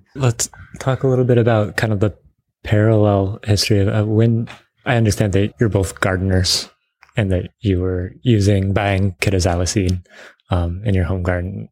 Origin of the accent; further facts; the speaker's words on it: Bainbridge Island, Washington, United States; I grew up on Bainbridge Island